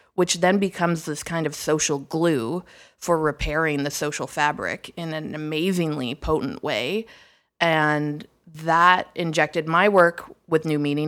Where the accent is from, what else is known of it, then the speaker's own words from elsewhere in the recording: Toronto, Ontario, Canada; moved away; Toronto, my hometown